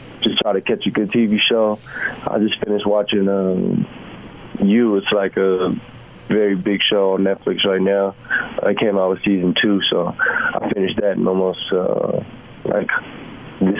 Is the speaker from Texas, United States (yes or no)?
yes; San Antonio, Texas, United States; moved away as an adult; also born or lived in Los Angeles / Cleveland; now in Utah, United States; I'm from San Antonio, Texas.